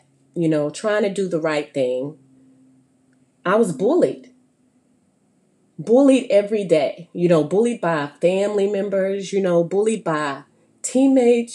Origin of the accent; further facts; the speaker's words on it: Stuttgart, Arkansas, United States; moved away; raised in Stuttgart, Arkansas